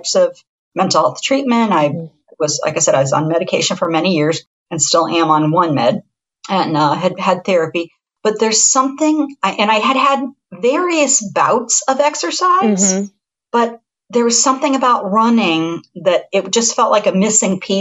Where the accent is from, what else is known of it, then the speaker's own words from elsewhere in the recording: Columbus, Ohio, United States; moved away as an adult; also born or lived in Taos, New Mexico; I'm from Central Ohio. I'm from Columbus, which is the 15th largest metropolitan area in the United States